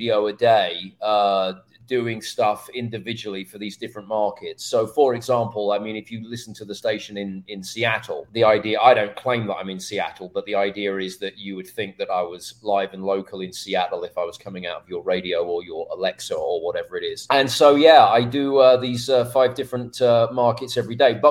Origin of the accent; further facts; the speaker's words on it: England, United Kingdom; accent: British; moved away as an adult; also born or lived in Phoenix / New York; now in Dallas, United States; England, where I'm from. I always say the only thing that's British about me is my accent and place of birth